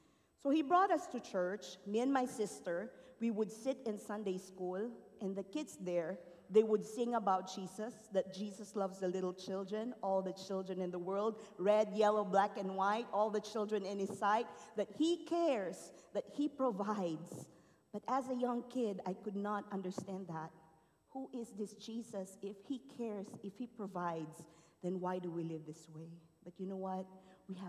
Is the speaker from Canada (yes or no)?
no; Philippines; born or raised there; moved away